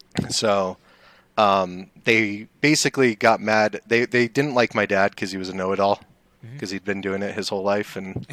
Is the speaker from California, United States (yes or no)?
yes; Los Angeles, California, United States; moved away as an adult; now in Denver, United States; I grew up in North LA. In California.